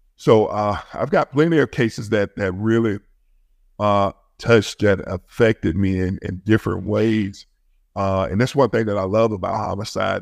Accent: Birmingham, Alabama, United States; I was raised in my city that I worked in Birmingham, Alabama. I grew up in Birmingham

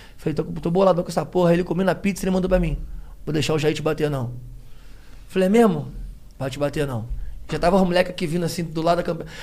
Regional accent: Rio de Janeiro, Brazil; Nascido e criado em Realengo

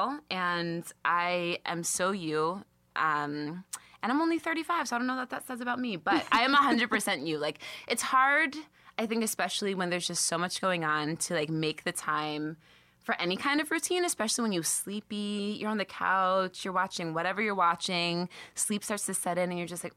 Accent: the Catskills, New York, United States; I'm from the Catskills

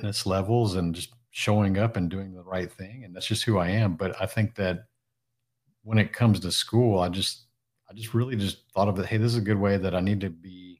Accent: Houston, Texas, United States; also born or lived in Japan; I'm actually originally from the Houston area. I still live in the Houston area. I was actually born in Japan.

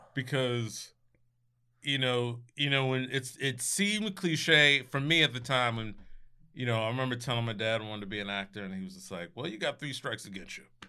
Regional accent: Scotch Plains, New Jersey, United States; born or raised there; moved away

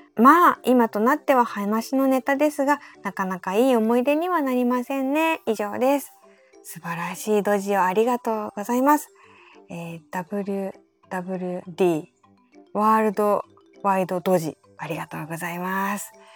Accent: Kansai, Japan; also born or lived in Nara / Awaji Island; now in Tokyo, Japan; 私も出身はやっぱ奈良とか淡路島とか関西の方

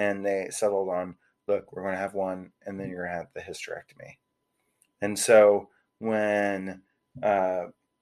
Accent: Houston, Texas, United States; moved away as an adult; also born or lived in Anchorage, Alaska / Seattle, Washington / Toronto, Canada; now in Dallas, United States; two years old, move into the house I grew up in Houston, on the west side of town

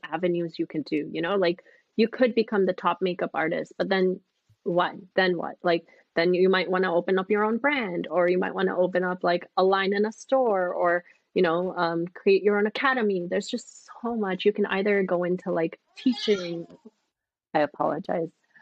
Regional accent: Toronto, Ontario, Canada; now in Florida, United States; I'm Canadian

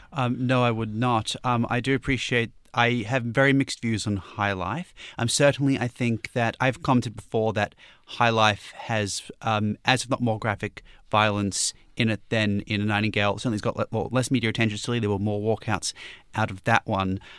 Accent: Newcastle, New South Wales, Australia; Newcastle, my hometown's next

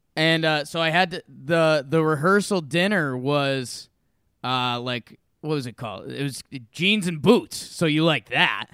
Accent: Northeast, United States; now in Denver, United States; I'm from the Northeast

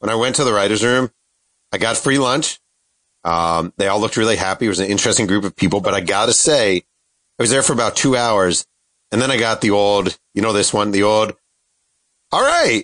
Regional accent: New York, United States; moved away as an adult; now in Southern California, United States; I'm from New York

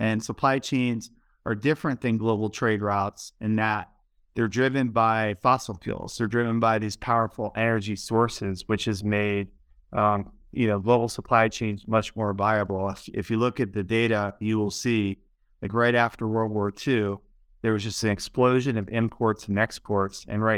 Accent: Baltimore, Maryland, United States; born or raised there; moved away; also born or lived in Sweden / Denver

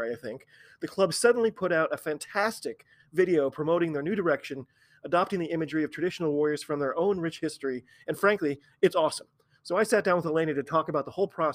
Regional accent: United States; I'm an American rugby fan

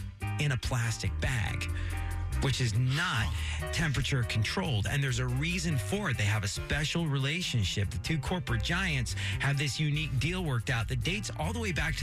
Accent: England, United Kingdom; now in United States; growing up in England

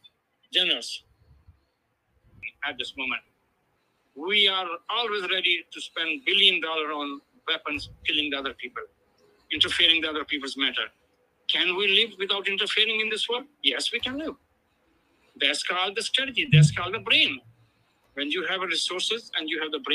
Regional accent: Pakistan; now in United States; as a Muslim, as an immigrant, as a Pakistani

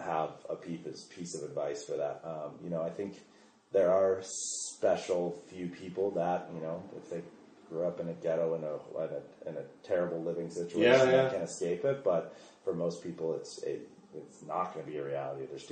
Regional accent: Olympic Valley, California, United States; growing up in Squaw Valley

